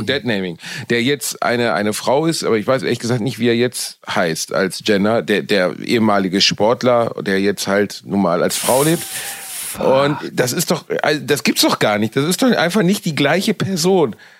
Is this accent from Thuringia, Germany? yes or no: no; Cologne, North Rhine-Westphalia, Germany; Ich bin wieder in meiner Heimatstadt Köln angekommen